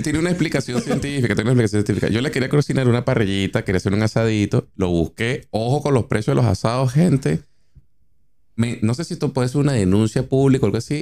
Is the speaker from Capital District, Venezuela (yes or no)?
yes; Caracas, Capital District, Venezuela; moved away as an adult; also born or lived in Maracaibo; now in Argentina; Yo soy maracucho de nacimiento, pero reencauchado caraqueño, porque me mudé a Caracas desde los cuatro años.